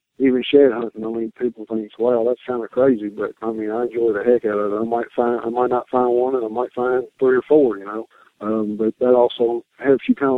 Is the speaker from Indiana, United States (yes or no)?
no; Franklin, Kentucky, United States; I'm from Franklin, Kentucky.